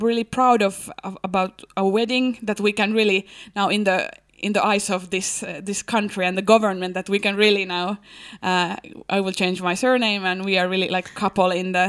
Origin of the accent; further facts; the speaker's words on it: Helsinki, Uusimaa, Finland; English is a second language; I'm from Helsinki and I'm engaged to get married.